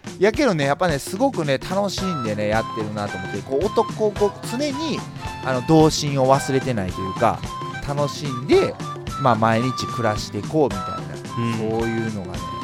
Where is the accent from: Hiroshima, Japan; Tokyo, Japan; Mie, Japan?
Mie, Japan; Yokkaichi; 生まれも育ちも、まあ、あの四日市は上海町で